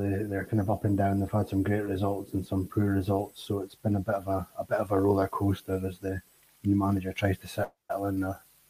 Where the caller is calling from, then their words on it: Aberdeen, Scotland, United Kingdom; I'm calling you from Aberdeen.